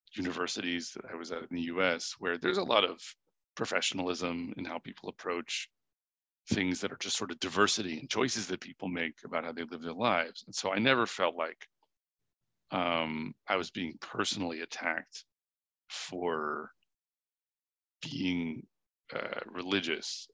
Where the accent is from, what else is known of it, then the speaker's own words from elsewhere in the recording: New Hampshire, United States; also born or lived in Boston; I was born in Boston. I grew up mostly in New Hampshire.